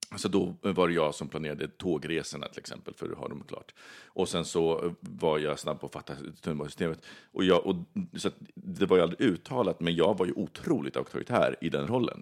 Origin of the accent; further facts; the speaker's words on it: Sweden; also born or lived in Australia; jag var svensk.